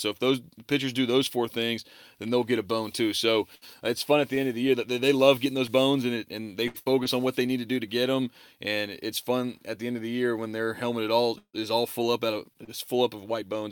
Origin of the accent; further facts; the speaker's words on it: Baton Rouge, Louisiana, United States; moved away as an adult; also born or lived in Texas; went to Southern University for a year, which is in my hometown of Baton Rouge